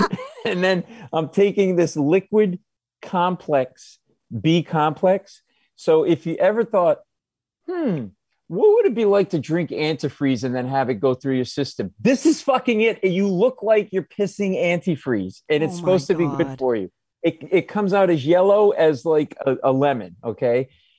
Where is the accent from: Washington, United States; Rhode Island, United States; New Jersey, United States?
Rhode Island, United States; Providence; now in New York, United States; I grew up in Providence. I'm not like a New Yorker. I mean, I got my whole family still in Rhode Island. My mother, everybody's up there.